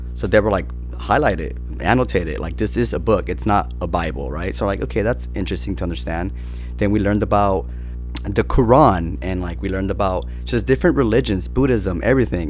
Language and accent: English; San Bernardino, California, United States; So I'm from San Bernardino, which is like not the greatest of areas